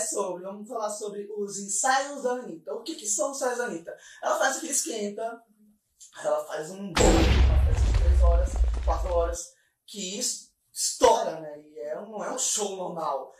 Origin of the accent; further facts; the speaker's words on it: Curitiba, Paraná, Brazil; now in Florianópolis, Brazil; eu sou curitibana, tá bom, amor? Eu sou curitibana, eu sou de CWB.